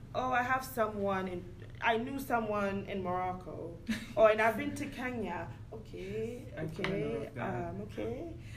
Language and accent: English; Sierra Leone; moved away; I'm literally like Sierra Leone, and I always have to add West Africa.